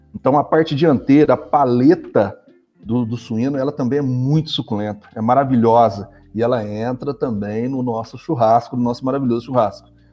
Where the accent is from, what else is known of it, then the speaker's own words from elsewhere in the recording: Machado, Minas Gerais, Brazil; sou muito mineiro, mineiro, machadense